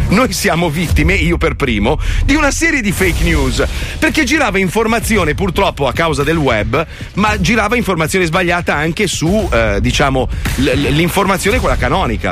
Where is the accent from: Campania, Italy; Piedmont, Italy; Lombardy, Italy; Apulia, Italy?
Lombardy, Italy; Milan; io sono milanese